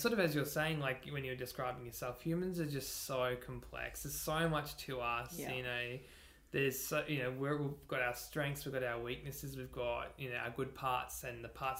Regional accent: Gold Coast, Queensland, Australia; moved away as an adult; now in Brisbane, Australia; I grew up on the Gold Coast, so not too far away, but very different culturally.

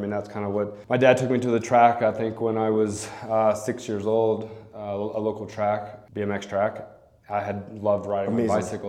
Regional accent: Memphis, Tennessee, United States; also born or lived in San Diego; now in Jackson Hole, United States; I grew up in Memphis, Tennessee, actually. So right there at the border.

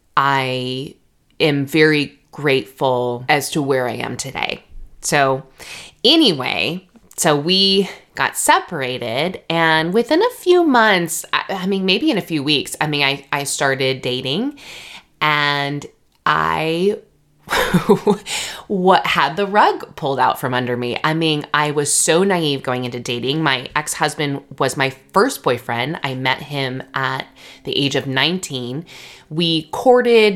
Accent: Redlands, California, United States; moved away as an adult; also born or lived in Jackson, Mississippi / Virginia; So I grew up in Redlands, California. So that is in the Inland Empire of Southern California

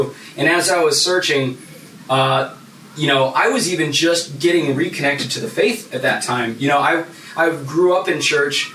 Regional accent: Phoenix, Arizona, United States; I grew up in Central Phoenix, very impoverished part of the city

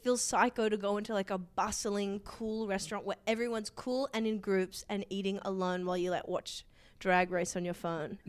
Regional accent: Sydney, New South Wales, Australia; I'm from Sydney.

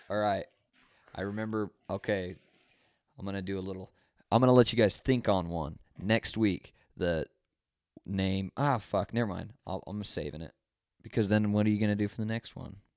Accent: Fresno, California, United States; also born or lived in Utah; I was born in Utah, moved to pretty much Fresno

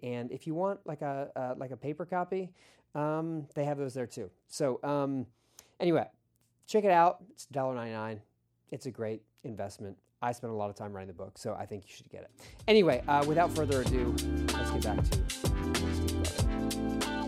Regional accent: Philadelphia, Pennsylvania, United States; as a kid, I was growing up in Philadelphia.

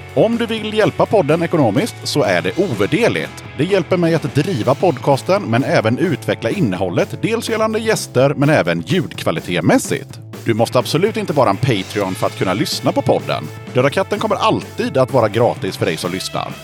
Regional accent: Sweden; moved away; also born or lived in Gothenburg; bott eh, halva livet i Småland och halva livet i Göteborg

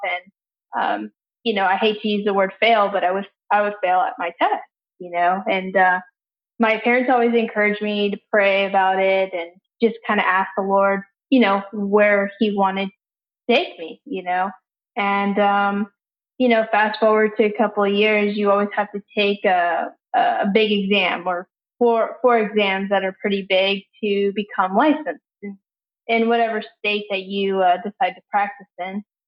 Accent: San Antonio, Texas, United States; also born or lived in Houston; I'm from San Antonio

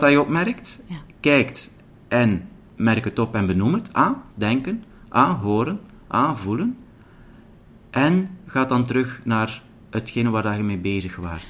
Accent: the Belgian coast, Flanders, Belgium; now in Mechelen, Belgium; ik ben dus opgegroeid als kind aan de zee.

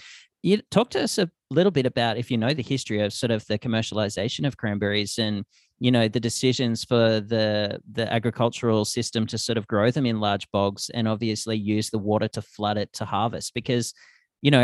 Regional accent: Australia; Because the bog has a totally different terminology back in Australia.

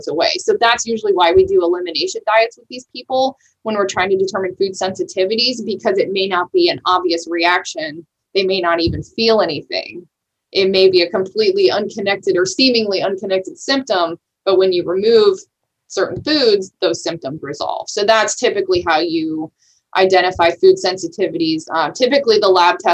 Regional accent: Italy; moved away; I grew up in Italy

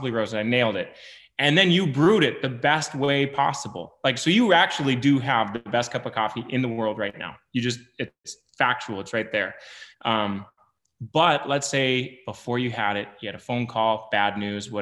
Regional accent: Lake Sakakawea, North Dakota, United States; I grew up around Lake Sakakawea Reservoir on the Missouri River

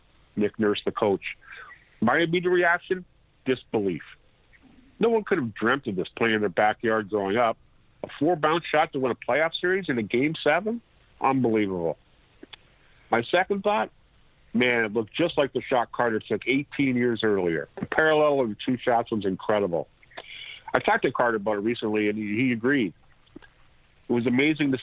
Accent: Niagara Falls, Ontario, Canada; I grew up in Niagara Falls, Ontario

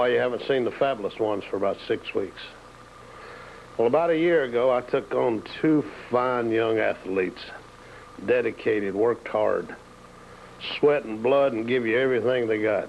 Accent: New York, United States; moved away; also born or lived in the South (US); I was born and raised in New York

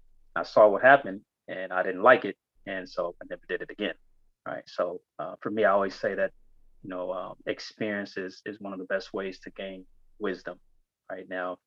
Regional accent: Ibadan, Oyo, Nigeria; born there; So I was born in Ibadan, and in 1971

